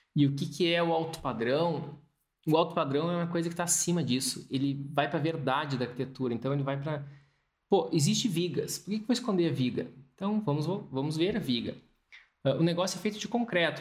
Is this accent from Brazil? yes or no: yes; Brazil; moved away as an adult; also born or lived in England; eu era brasileiro